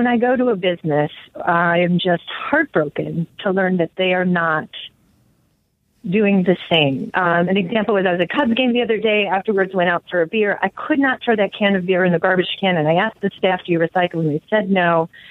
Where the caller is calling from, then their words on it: Chicago, Illinois, United States; from Uptown. I'm calling because I was hoping I'm back away from Colorado, back to Chicago.